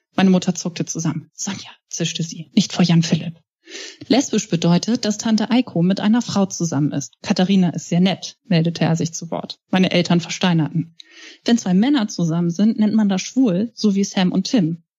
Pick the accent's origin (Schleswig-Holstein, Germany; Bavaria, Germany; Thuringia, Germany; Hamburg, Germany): Hamburg, Germany; Ich bin Hamburgerin